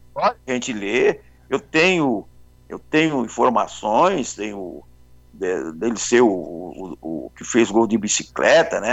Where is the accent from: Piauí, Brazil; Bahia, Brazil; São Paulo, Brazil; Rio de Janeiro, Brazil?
São Paulo, Brazil; nasci no Bexiga, na maternidade de São Paulo, vou para o Jabaquara, fico lá até uns sete anos, né? É, até nove anos, em 59